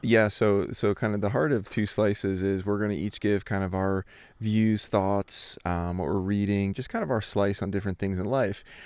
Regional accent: Philadelphia, Pennsylvania, United States; moved away as an adult; also born or lived in Ohio; I grew up in Philadelphia, an East Coast

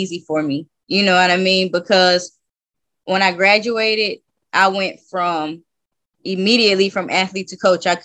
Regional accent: Las Vegas, Nevada, United States; moved away as an adult; also born or lived in Lancaster, California / Spain / Romania; from Lancaster, California, but I really claim Las Vegas because that's where I grew up.

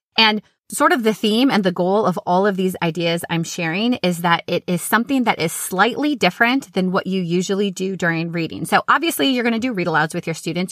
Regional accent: Minnesota, United States; now in Florida, United States; I grew up in Minnesota

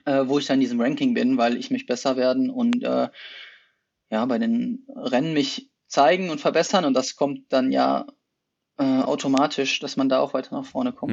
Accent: Essen, North Rhine-Westphalia, Germany; moved away as an adult; also born or lived in Potsdam / Bochum / Netherlands / Heidelberg; now in Hennef, Germany; ich komme ursprünglich aus Essen

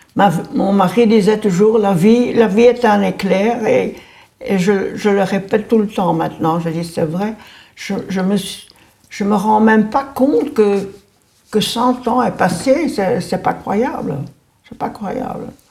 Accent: Anderlecht, Brussels-Capital Region, Belgium; also born or lived in Forest; Je suis née à Anderlecht. J'ai fait ma commune à Anderlecht. Je me suis mariée à Anderlecht.

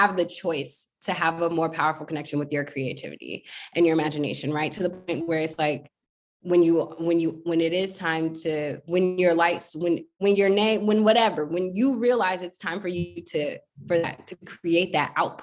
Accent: United States; an American Black girl

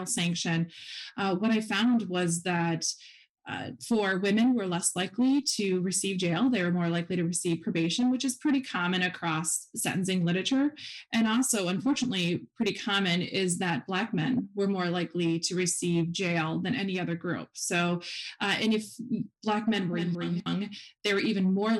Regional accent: Wisconsin, United States; also born or lived in Huntsville, Texas; I am from Wisconsin

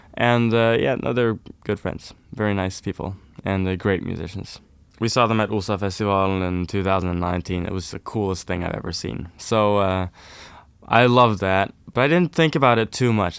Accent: Oslo, Norway; I'm from Oslo, Norway. So I'm from the town

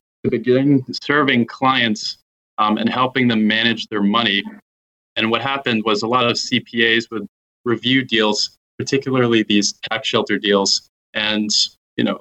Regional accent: United States; I'm American

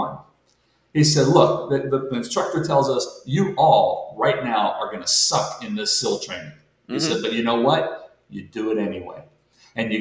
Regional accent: Monessen, Pennsylvania, United States; I'm a guy from Manesson, Pennsylvania, a small steel town

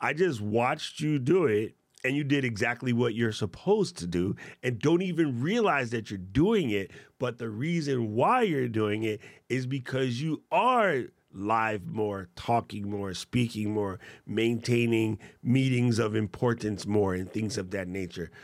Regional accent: United States; as an American

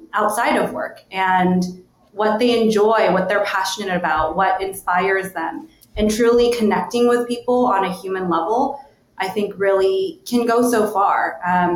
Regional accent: United States; I'm Korean American. I come from a very kind of conservative immigrant sort of background.

